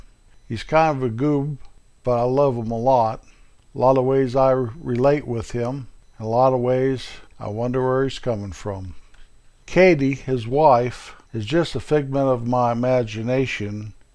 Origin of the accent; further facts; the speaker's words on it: Colorado, United States; now in Kansas, United States; my hometown back in Colorado